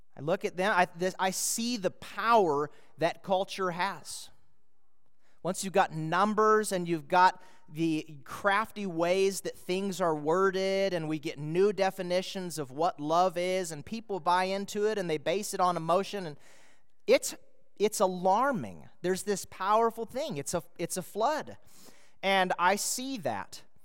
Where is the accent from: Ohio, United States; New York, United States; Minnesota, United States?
Minnesota, United States; moved away; I was a boy in Minnesota